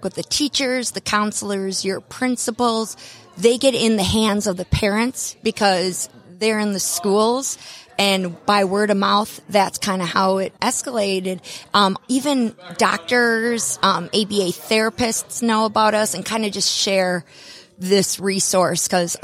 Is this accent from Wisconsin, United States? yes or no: yes; Wisconsin, United States; now in Acworth, United States; I'm from Wisconsin, and if you can't tell with my accent